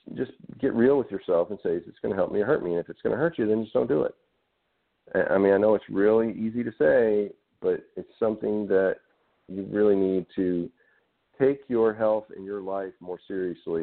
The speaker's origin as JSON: {"language": "English", "region": "Arkansas", "country": "United States", "tie": "born or raised there", "said": "growing up in Arkansas in the South"}